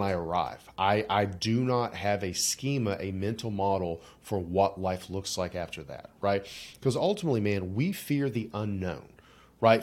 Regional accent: West Virginia, United States; I grew up in, like, you know, Southern Baptist-ish, you know, upbringing in rural Appalachia

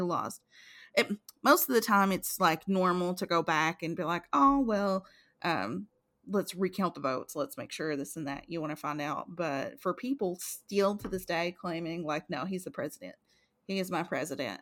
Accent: Eastern Kentucky, United States; we came from Eastern Kentucky.

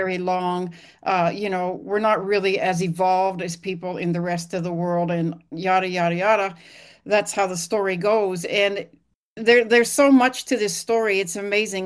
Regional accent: Lillooet, British Columbia, Canada; moved away as an adult; I grew up in Lillooet, British Columbia, in Canada, and I was about to leave my hometown

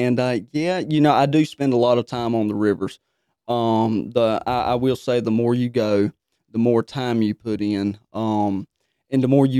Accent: Pikeville, North Carolina, United States; I'm from Pikeville, North Carolina.

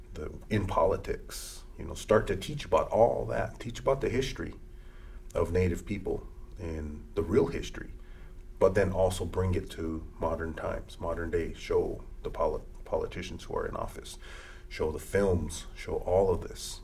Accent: United States; first language Lakota; English is a second language; moved away; come from an Indian reservation where me speaking Lakota, which is my native language

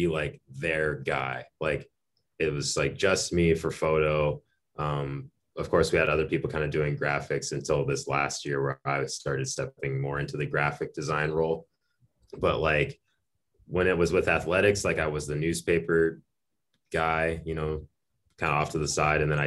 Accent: Arizona, United States; moved away; also born or lived in Minot, North Dakota; I'm from Arizona originally, home of the good old Coyotes.

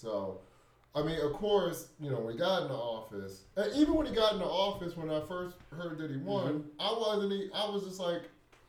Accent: United States; As an American

